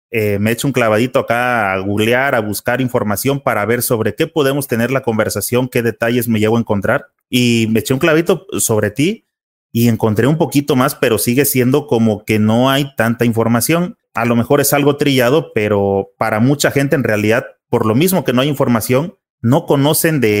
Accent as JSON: {"language": "Spanish", "town": "Guadalajara", "region": "Jalisco", "country": "Mexico", "tie": "born or raised there", "said": "yo nací aquí en Guadalajara"}